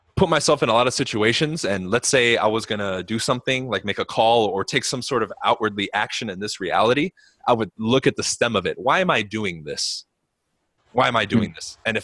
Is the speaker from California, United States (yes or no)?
yes; Los Angeles, California, United States; I was like, oh, you know, I grew up like close to Beverly Hills and I'm kind of in South Central